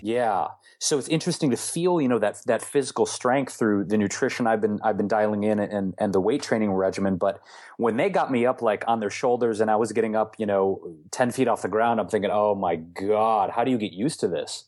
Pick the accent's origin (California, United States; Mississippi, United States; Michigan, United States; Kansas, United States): Michigan, United States; Detroit; So we had some really interesting ethnic dishes all the time growing up in Detroit